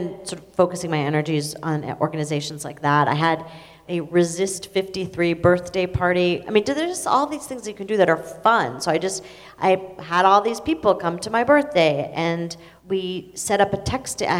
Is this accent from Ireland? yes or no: no; Israel; moved away; I'm Israeli. I was born in Israel.